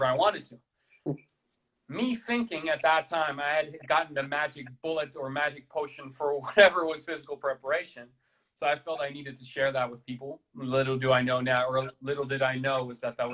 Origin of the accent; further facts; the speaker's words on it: Amsterdam, North Holland, Netherlands; I'm from Amsterdam